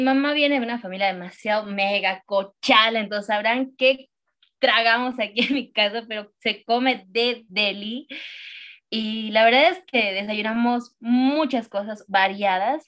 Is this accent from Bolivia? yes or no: yes; Bolivia; yo amo demasiado mi Bolivia, eh, soy muy, muy boliviana